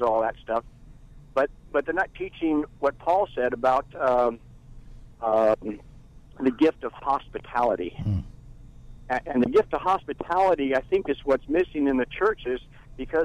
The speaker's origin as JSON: {"language": "English", "area": "Bay Area", "region": "California", "country": "United States", "tie": "born or raised there", "said": "I grew up in the Bay Area, grew up in a real large church"}